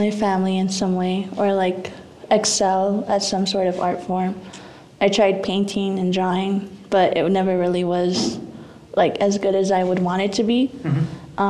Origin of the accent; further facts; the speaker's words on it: Zuni Pueblo, New Mexico, United States; I'm 19 years old, and I'm also from the Zuni Pueblo